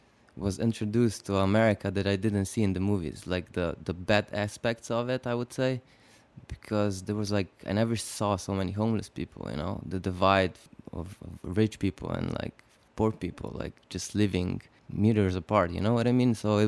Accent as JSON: {"language": "English", "country": "Slovenia", "tie": "born or raised there", "said": "I was growing up in Slovenia. I was born basically into Yugoslavia, and Slovenia seceded from Yugoslavia in 1991."}